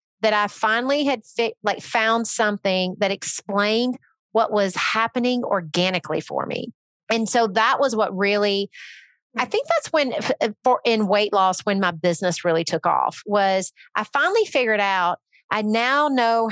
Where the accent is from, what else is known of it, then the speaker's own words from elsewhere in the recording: Northern Alabama, United States; moved away; also born or lived in Nashville; I grew up in Northern Alabama. Then I moved to Nashville